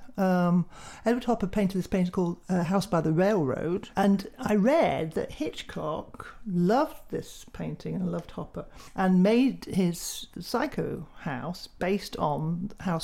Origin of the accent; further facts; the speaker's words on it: United Kingdom; we're British